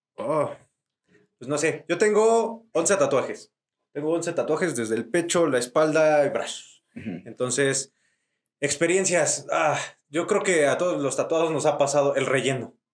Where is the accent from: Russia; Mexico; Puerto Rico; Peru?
Mexico; Tlaxcala; yo soy de allá, soy de Tlaxcala